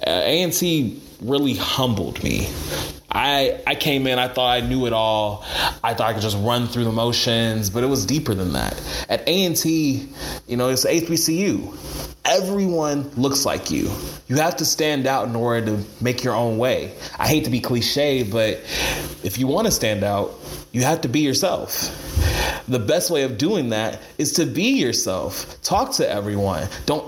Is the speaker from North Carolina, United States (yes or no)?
yes; Greensboro, North Carolina, United States; I was from Greensboro. My parents went to A&T.